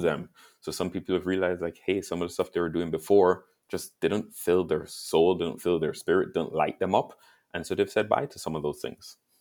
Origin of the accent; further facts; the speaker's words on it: Jamaica; now in Canada; I grew up in Jamaica